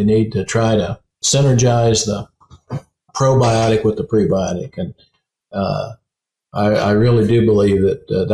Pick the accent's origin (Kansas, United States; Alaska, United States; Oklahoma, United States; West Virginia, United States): West Virginia, United States; When I was a kid, I come from West Virginia, where the gas and oil industry are very prominent.